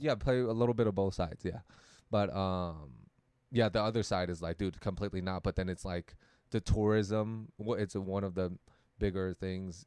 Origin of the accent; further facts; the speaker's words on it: Taiwan; Taiwan, we also have that thing